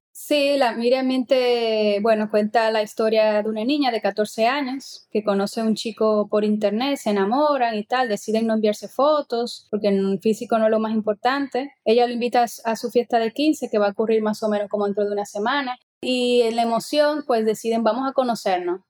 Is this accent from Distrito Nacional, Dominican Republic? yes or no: yes; Santo Domingo, Distrito Nacional, Dominican Republic; moved away as an adult; also born or lived in Cuba; now in Capellades, Spain; yo nací en Santo Domingo y viví ya hasta que me fui a Cuba a estudiar cine